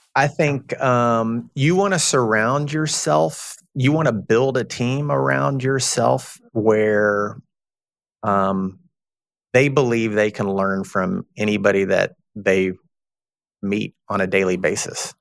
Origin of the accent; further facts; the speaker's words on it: Texas, United States; I'm from Texas. I'm, I'm a Southern guy